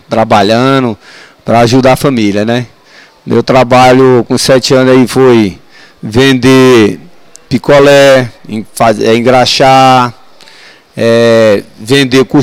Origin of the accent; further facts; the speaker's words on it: Pereiro, Ceará, Brazil; born there; also born or lived in Brasília; now in Ceilândia, Brazil; nasci no Ceará, né, em Pereiro. Vim para Brasília em 67. Morei na Vila do API.